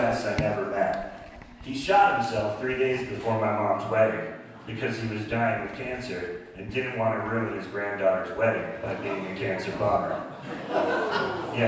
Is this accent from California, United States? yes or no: yes; Sonoma, California, United States; also born or lived in San Francisco; growing up in Sonoma, I knew those places